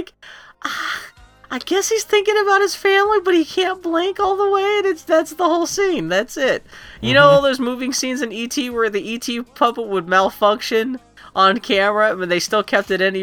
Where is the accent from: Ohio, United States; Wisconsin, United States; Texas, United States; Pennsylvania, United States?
Pennsylvania, United States; Pittsburgh; accent: Pittsburgh; I'm from Pittsburgh and I've picked up some terrible Pittsburgh speech patterns